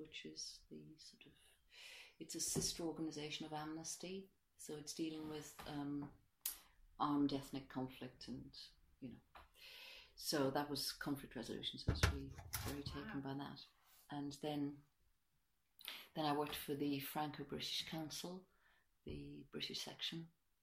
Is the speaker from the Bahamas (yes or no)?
no; Ireland; also born or lived in Streatham, London; now in London, United Kingdom; I'm an immigrant myself. I'm Irish. I've lived here for a long time, but nonetheless, I am an immigrant